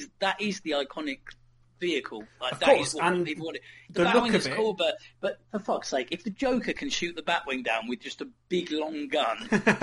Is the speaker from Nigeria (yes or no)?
no; United Kingdom; Yeah, sure, we're British, mate. We don't give a fuck.